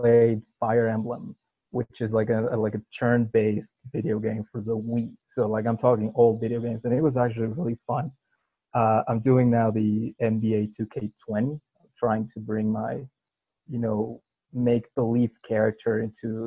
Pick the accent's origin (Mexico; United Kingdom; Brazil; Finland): Mexico; Puebla; my hometown club, Puebla FC